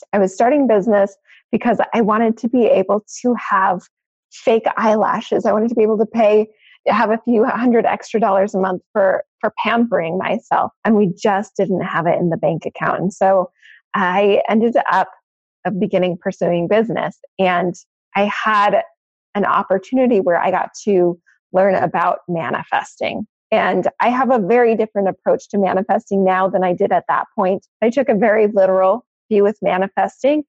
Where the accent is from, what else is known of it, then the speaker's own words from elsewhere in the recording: Maine, United States; moved away; I actually grew up in Maine.